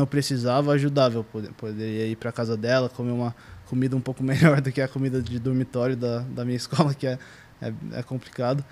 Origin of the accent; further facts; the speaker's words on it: São Paulo, Brazil; moved away as an adult; also born or lived in New York, United States; eu morei minha vida inteira aqui em São Paulo